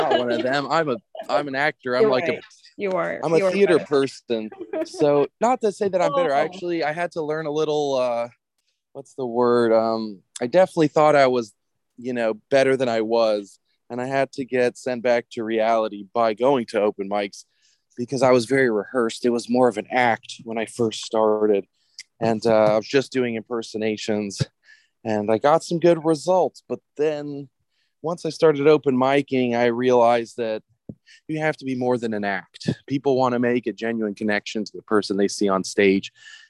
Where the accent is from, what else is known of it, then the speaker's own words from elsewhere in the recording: Louisiana, United States; I grew up very American. Like I said, my mom remarried an American dude. I grew up in Louisiana, away from all the Serbians